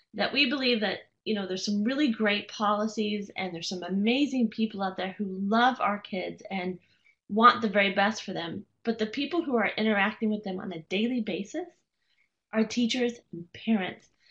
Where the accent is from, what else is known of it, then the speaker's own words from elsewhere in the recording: Las Vegas, Nevada, United States; moved away; I was born and raised in Las Vegas